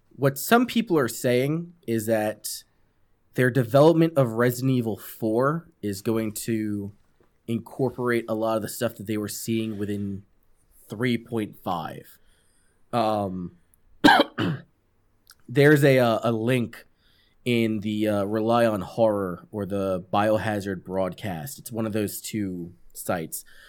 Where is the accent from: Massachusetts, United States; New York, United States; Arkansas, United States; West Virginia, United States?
New York, United States; moved away; also born or lived in California / North Carolina; I'm from New York.